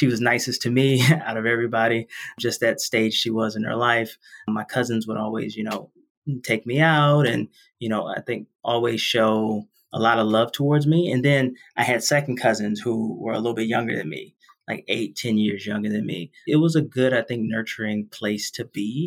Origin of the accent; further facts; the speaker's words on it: Washington, District of Columbia, United States; I grew up in Southeast DC, actually inside DC